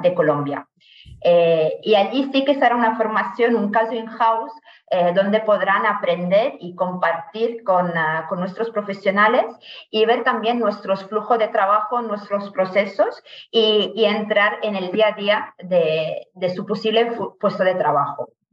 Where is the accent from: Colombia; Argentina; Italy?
Italy; Spanish is a second language; moved away as an adult; also born or lived in Alicante, Spain; now in Spain; yo soy italiana, llegué ya a España, a Alicante en concreto, hace más de 10 años, eh, por el Erasmus